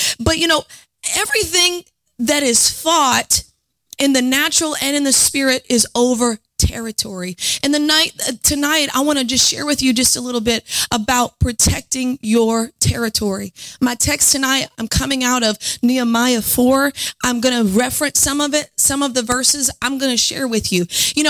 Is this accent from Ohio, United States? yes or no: no; New Orleans, Louisiana, United States; accent: New Orleans; You know, I'm from New Orleans, and I have worked hard to try to lose my accent, but when I get upset, it comes out. Sometimes when I preach, it comes out.